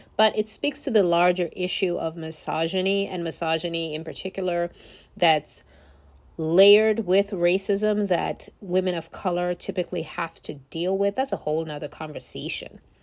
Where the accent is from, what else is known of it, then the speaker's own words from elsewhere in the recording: Nigeria; moved away; I'm from Nigeria originally